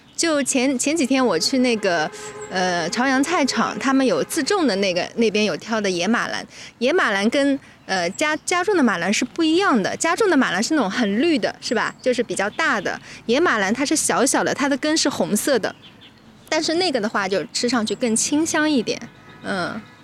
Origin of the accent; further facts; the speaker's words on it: Wuxi, Jiangsu, China; 我们无锡人是没有这个东西的